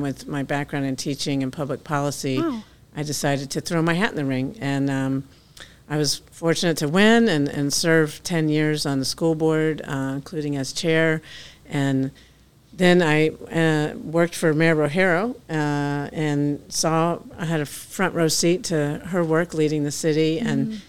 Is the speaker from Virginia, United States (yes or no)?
yes; Loudoun County, Virginia, United States; moved away as an adult; now in Knoxville, United States; I grew up in Virginia, Loudoun County, Virginia